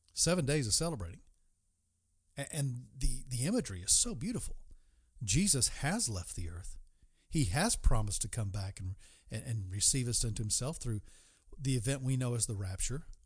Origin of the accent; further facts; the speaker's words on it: East Coast, United States; moved away; my hometown, the East Coast